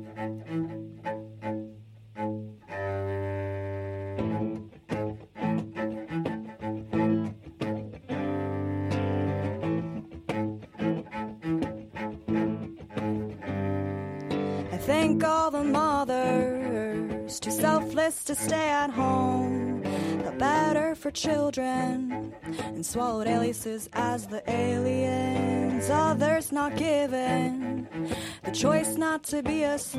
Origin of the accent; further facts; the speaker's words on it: United States; growing up in the United States, race was always projected as a black or white issue